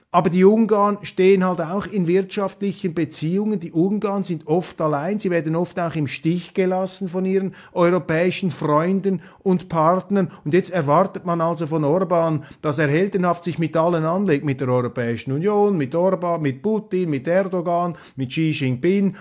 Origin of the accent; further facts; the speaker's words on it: Switzerland; als Schweizer